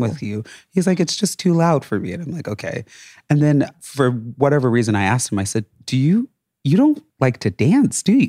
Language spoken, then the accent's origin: English; Las Vegas, Nevada, United States; moved away as an adult; also born or lived in Reno, Nevada / Tampa Bay, Florida; now in New York, United States; I was born and raised in Vegas, went to college in Reno, family moved to Atlanta when I was in like my sophomore year of college